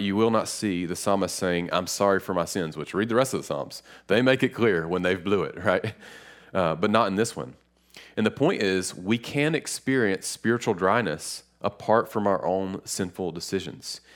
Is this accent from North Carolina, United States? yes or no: yes; Lenoir, North Carolina, United States; I'm from a little city called Lenore, uh, it's r, right near Boone and Hickory, and, um, growing up, Lenore taught me a lot.